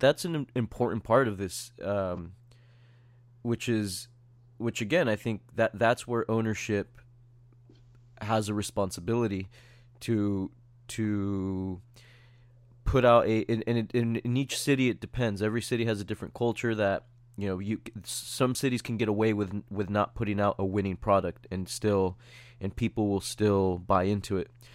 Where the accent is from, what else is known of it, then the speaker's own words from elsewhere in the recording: San Diego, California, United States; we're all from San Diego